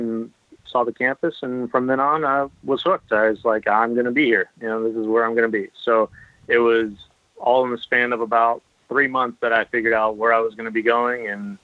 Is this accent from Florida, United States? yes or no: yes; Pensacola, Florida, United States; moved away as an adult; also born or lived in Wichita, Kansas; I grew up in the Panhandle, I didn't have high school bowling